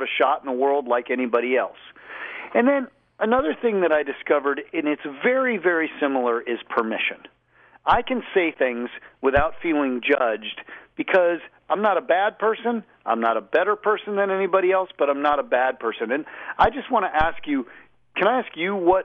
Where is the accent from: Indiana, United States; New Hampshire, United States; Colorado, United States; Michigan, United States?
Colorado, United States; Boulder; I grew up in Boulder, small town